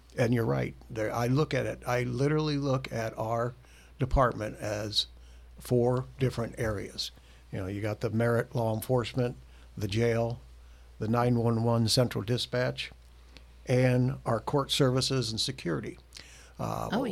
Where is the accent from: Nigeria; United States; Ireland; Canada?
United States; Bremen, Indiana; between my junior and senior year in high school, the Bremen Kiwanis Club sent me to the Indiana State Police Career Camp